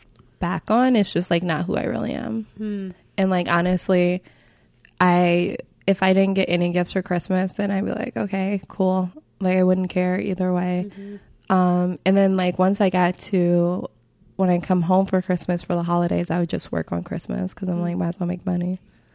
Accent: Midwest, United States; since growing up in the Midwest, and then we had like white winters, everything seemed super normal that I would see on TV.

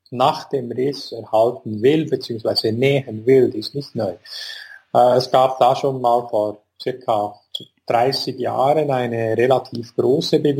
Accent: Bern, Switzerland; ich komme aus Bern, bin hier an der Sonnenhofklinik tätig

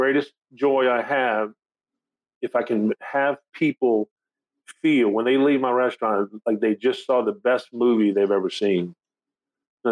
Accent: Thibodaux, Louisiana, United States; also born or lived in Lafayette, Louisiana; I grew up in Thibodaux

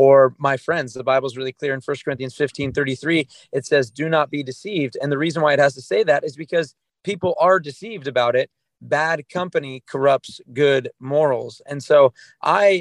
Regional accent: Southern California, United States; I grew up in America. I grew up in Southern California

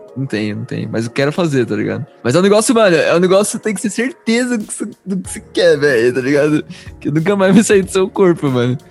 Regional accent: Bragança Paulista, São Paulo, Brazil; Eu sou de Bragança Paulista, São Paulo

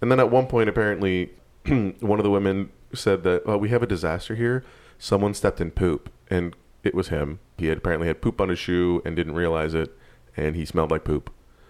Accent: New York, United States; I'm from New York, and it's so hard to meet people here.

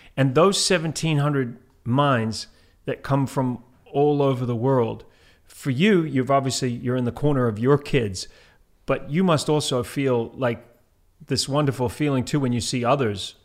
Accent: Antigua & Barbuda; moved away; also born or lived in New Zealand; I grew up in Antigua, and, uh, also where they had the British system.

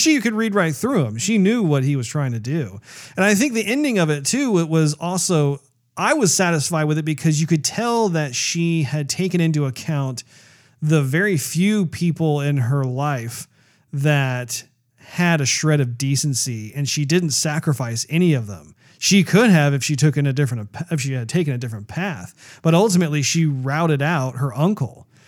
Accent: United States; as an American

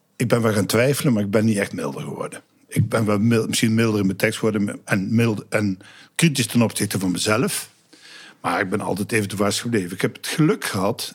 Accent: Sint Anthonis, North Brabant, Netherlands; Ik kom uit Sint-Antonis, dat is een dorpje in Oost-Brabant, op de grens van eh, Limburg en Brabant

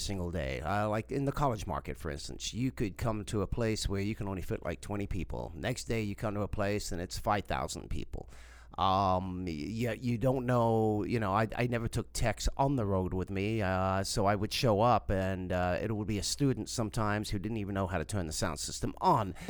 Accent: South Africa; born or raised there; moved away; also born or lived in England

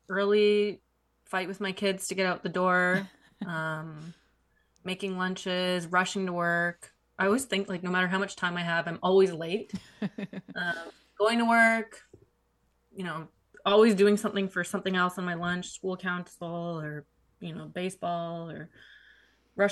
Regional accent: Canada; my mom came to Canada. I'm from Canada

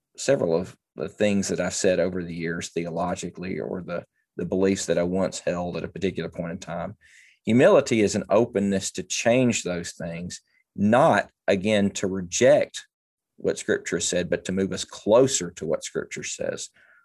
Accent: Mississippi, United States; born there; also born or lived in SEC states; I'm a pastor's kid. I've literally lived across the SEC.

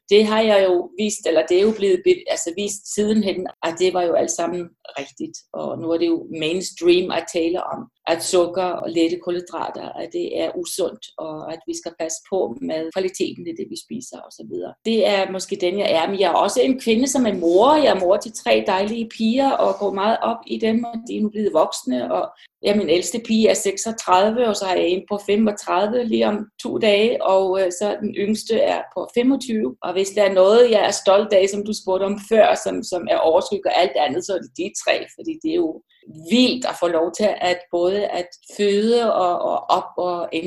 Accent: Iceland; moved away as an adult; also born or lived in Westfjords, Iceland (mother's origin); now in Denmark; Jeg er født i Island, har boet i Island de første 20 år af mit liv, og så flyttede jeg til Danmark har stor tilknytning til Danmark, og det havde jeg allerede, da jeg var barn.

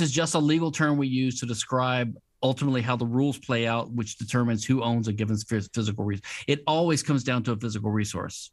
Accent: Louisiana, United States; I'm from Louisiana, which is a civil law state

